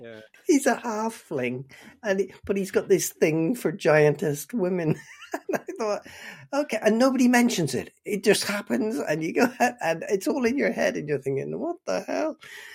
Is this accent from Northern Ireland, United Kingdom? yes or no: yes; Northern Ireland, United Kingdom; now in Bristol, United Kingdom; way back in 1977, when I moved from Northern Ireland to Bristol